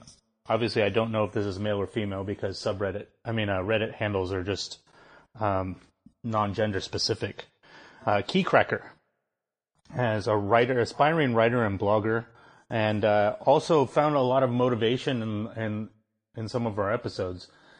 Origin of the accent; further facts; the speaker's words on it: United States; as an American